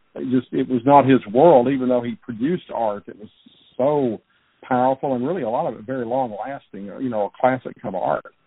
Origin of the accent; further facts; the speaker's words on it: Baton Rouge, Louisiana, United States; I grew up in Baton Rouge myself, way out on the east side of town